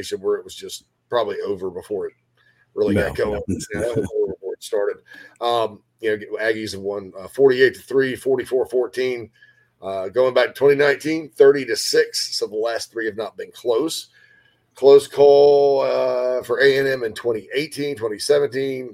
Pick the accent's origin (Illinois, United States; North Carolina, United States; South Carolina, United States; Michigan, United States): South Carolina, United States; Spartanburg; in my hometown of Spartanburg, Daniel Morgan Avenue